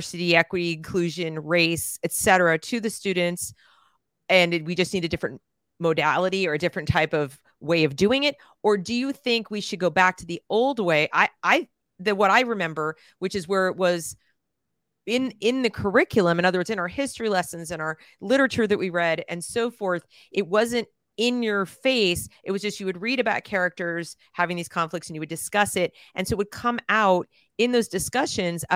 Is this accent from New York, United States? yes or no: yes; New York City, New York, United States; also born or lived in New England; I grew up in the Northeast. I grew up in New York City and I went to schools